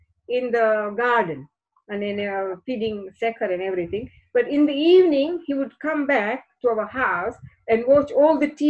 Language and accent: English; Kenya; moved away; also born or lived in India; growing up in Kenya